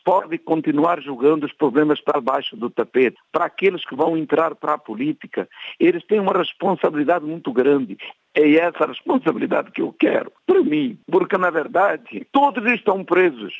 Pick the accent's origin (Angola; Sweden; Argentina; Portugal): Portugal; also born or lived in São Paulo, Brazil; now in Brazil; nós portugueses